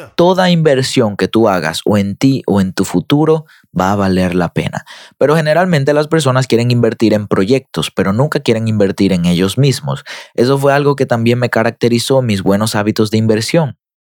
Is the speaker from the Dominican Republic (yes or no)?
yes; Dominican Republic; yo soy dominicano